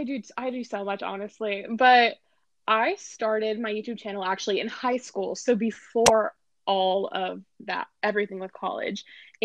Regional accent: Austin, Texas, United States; also born or lived in Los Angeles, United States; So, I like to say that I'm from Austin because I pretty much grew up in Austin. I moved here when I was 10 years old and I lived here until I was 18. And then I moved to LA.

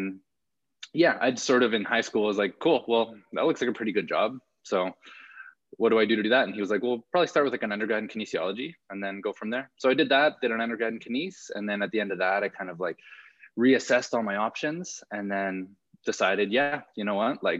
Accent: Calgary, Alberta, Canada; also born or lived in California; I'm born and raised in Calgary. So I've been here my whole life, except for my time in grad school

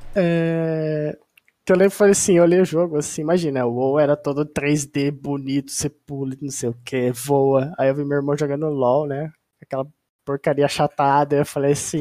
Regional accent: Ribeirão Preto, São Paulo, Brazil; sou do interior de São Paulo, Ribeirão Preto, terra do Colorado

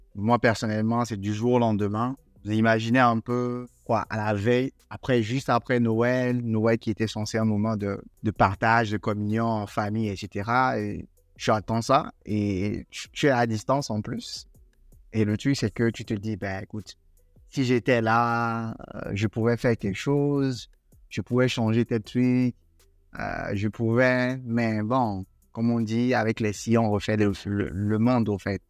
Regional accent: Togo; chez moi, au Togo

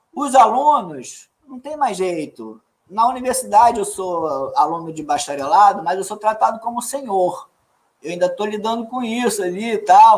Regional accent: Minas Gerais, Brazil; somos mineiros também, mas somos de outro flanco. Somos de outro flanco, outra área de Minas

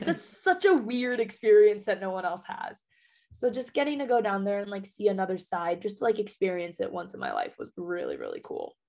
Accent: Las Vegas, Nevada, United States; moved away as an adult; Born and raised in Vegas.

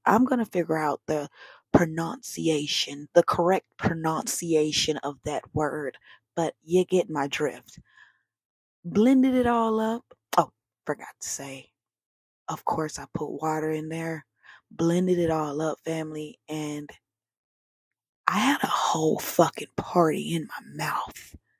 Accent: the South, United States; now in West Coast, United States; I'm from the South

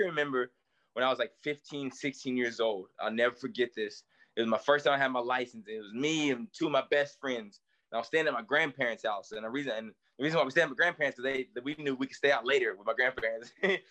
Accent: East Tennessee, United States; I grew up in East Tennessee

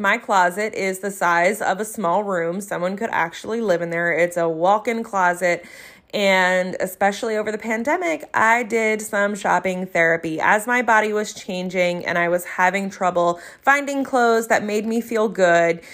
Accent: New Jersey, United States; accent: South Jersey; my South Jersey accent

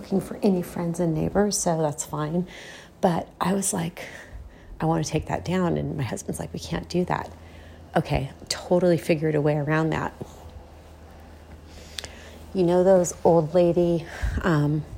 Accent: United States; I'm an American

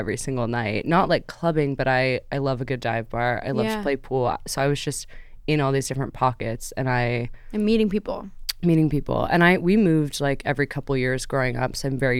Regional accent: California, United States; moved away as an adult; also born or lived in New York / Vancouver, Canada; now in New York City, United States; I am actually from New York originally, spent most of my childhood in California, went to Vancouver, BC for university

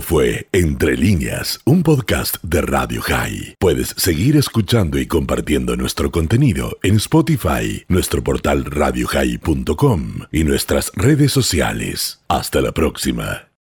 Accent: Uruguay; como uruguaya

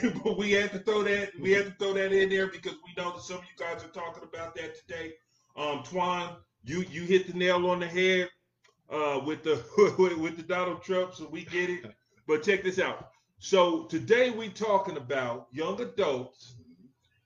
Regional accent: United States; I'm an American.

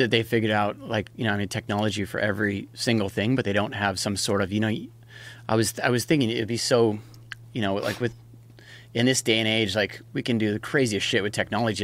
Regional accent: Hawaii, United States; I was born and raised in Hawaii. That's, that's where I grew up surfing.

